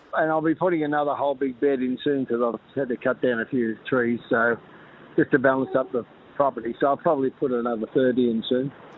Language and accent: English; Melbourne, Victoria, Australia; I grew up in South Yarra, not far from the Botanic Garden